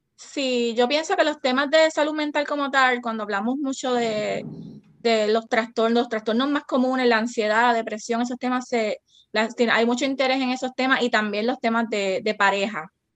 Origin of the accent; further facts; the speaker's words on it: Cabo Rojo, Puerto Rico; now in Aguadilla, Puerto Rico; yo soy natural de, del oeste, soy de Cabo Rojo, ahora mismo vivo en Aguadilla